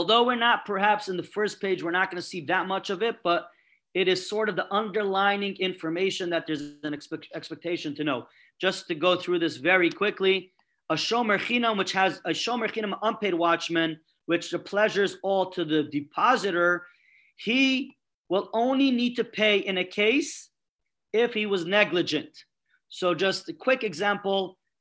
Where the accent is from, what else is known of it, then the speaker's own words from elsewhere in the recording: New York City, New York, United States; I'm coming from Brooklyn